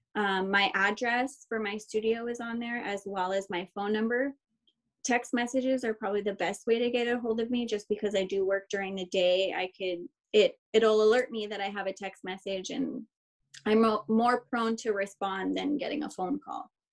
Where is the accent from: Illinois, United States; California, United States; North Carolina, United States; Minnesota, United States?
California, United States; Chino; also born or lived in Ontario, California; I grew up here, so I'm from Chino, like surrounding area, maybe Ontario